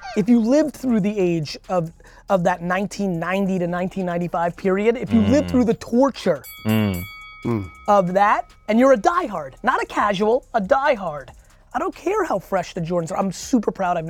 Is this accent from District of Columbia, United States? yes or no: no; Edison, New Jersey, United States; English is a second language; Yeah, I grew up in Jersey.